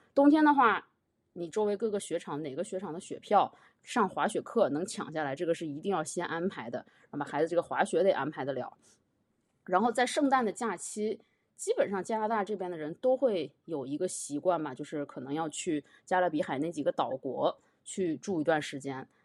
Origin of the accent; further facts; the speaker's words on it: China; moved away as an adult; now in Montreal, Canada; 我是来自中国的一个比较小的城市